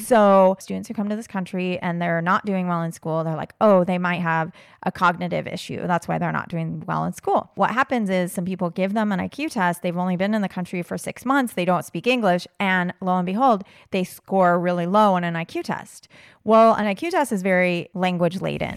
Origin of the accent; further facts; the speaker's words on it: United States; I'm American